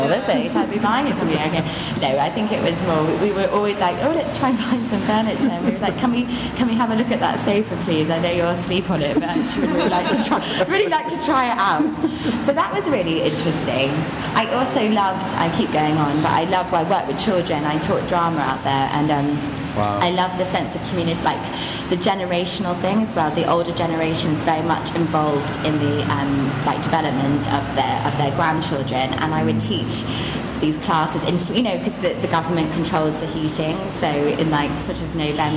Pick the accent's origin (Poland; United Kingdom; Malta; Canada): United Kingdom; moved away; also born or lived in China; we're so British